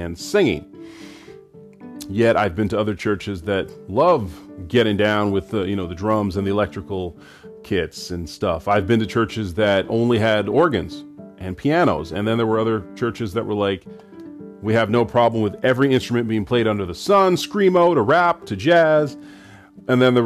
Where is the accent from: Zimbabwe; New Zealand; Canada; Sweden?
Canada; I was raised in Canada in the 80s and the 90s by Caribbean parents who traveled from Trinidad and Grenada